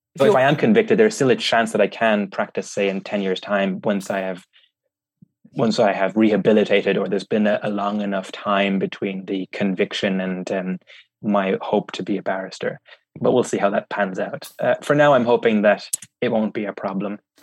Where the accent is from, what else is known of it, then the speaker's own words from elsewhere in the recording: Ireland; I'm German Vietnamese, but I grew up in Ireland